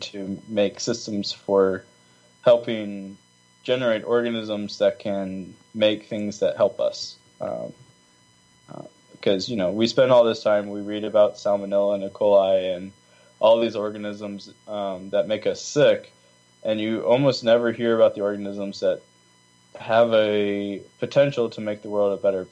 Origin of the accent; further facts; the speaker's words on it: Virginia, United States; moved away as an adult; also born or lived in California; now in Nebraska, United States; I was raised in Virginia where our water was 3 feet underground